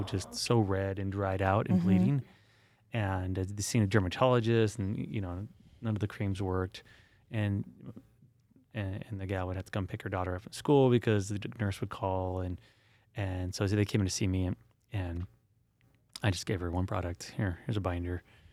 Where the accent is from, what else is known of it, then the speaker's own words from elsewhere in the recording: San Diego, California, United States; I grew up in San Diego, and there's nothing better than walking through salt water